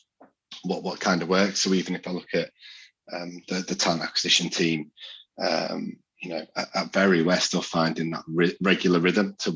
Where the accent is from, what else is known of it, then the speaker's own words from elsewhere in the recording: Yorkshire and the Humber, United Kingdom; I'm a Yorkshireman through and through